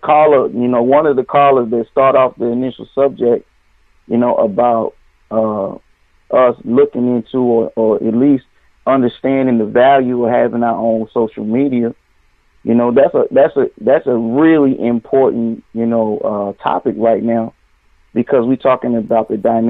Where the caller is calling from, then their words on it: Nashville, Tennessee, United States; I'm calling from Music City, Nashville.